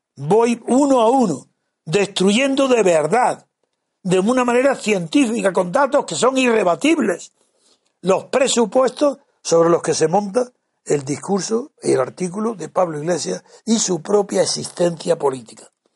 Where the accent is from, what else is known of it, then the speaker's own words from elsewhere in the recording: Órgiva, Andalusia, Spain; mi pueblo Orgiva